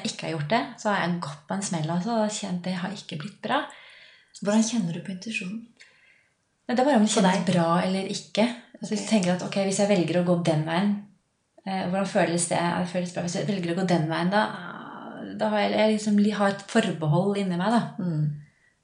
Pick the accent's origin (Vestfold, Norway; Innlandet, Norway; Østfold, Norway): Innlandet, Norway; Lillehammer; accent: A-endinger; Jeg er fra Lillehammer, så av og til så slenger jeg på noen A-endinger